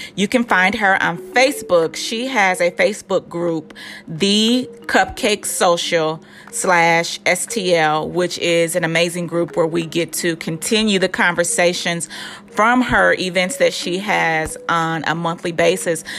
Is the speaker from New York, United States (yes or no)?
no; St. Louis, Missouri, United States; moved away as an adult; also born or lived in Hoffman Estates, Illinois / Elgin, Illinois; I moved away from St. Louis